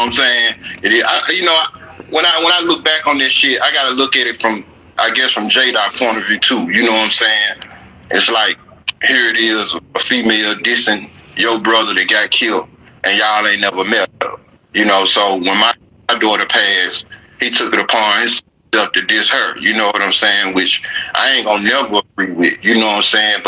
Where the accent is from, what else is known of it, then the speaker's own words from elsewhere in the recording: Memphis, Tennessee, United States; growing up in Orange Mound